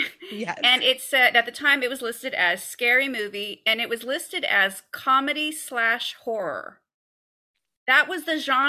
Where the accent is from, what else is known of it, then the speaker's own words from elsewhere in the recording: San Francisco Bay Area, California, United States; I'm from the San Francisco Bay Area. I grew up here and I still live here. And I'm a Bay Area actress